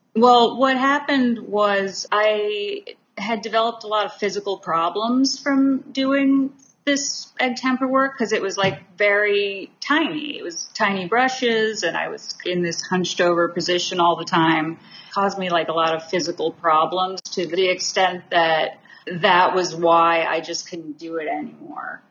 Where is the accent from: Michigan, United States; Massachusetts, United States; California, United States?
Massachusetts, United States; I was born, I grew up in Massachusetts, so not far. Came to New York a lot